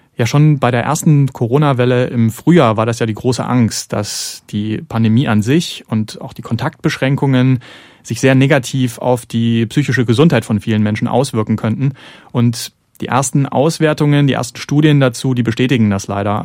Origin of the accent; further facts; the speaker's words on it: Zwickau, Saxony, Germany; ich komme aus Zwickau und bin dann auch aufgewachsen natürlich mit Räuchermännchen